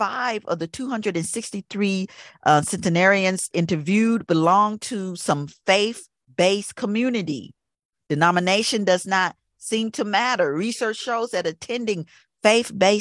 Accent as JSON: {"language": "English", "region": "the South", "country": "United States", "tie": "born or raised there", "moved": "yes", "said": "I grew up down south"}